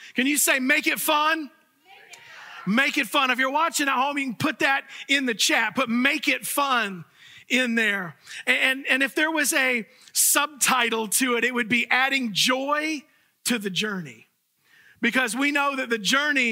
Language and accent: English; Fort Myers, Florida, United States; the church that I grew up in Fort Myers, Florida.